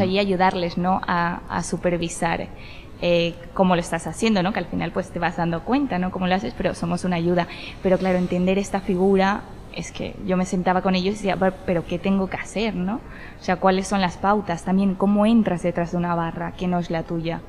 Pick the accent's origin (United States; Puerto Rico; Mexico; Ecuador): Ecuador; yo soy de Ecuador